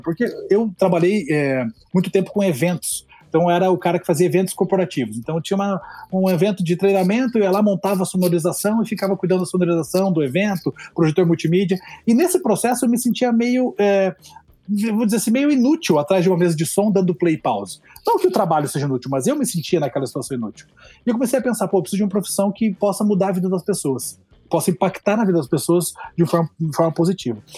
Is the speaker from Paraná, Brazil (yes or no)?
yes; Curitiba, Paraná, Brazil; Eu sou de Curitiba